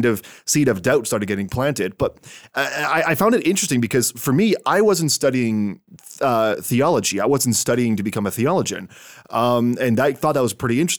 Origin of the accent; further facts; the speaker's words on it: Canada; my home country of Canada